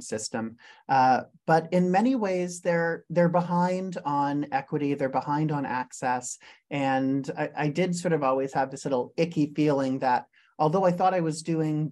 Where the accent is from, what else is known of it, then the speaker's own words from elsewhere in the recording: Canada; also born or lived in Silicon Valley, California; as a Canadian